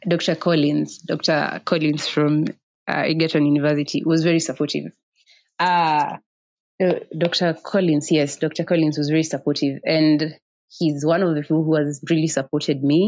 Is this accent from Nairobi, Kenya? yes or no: no; Othaya, Nyeri County, Kenya; Growing up in Othaya, actually, I studied up in Othaya Girls.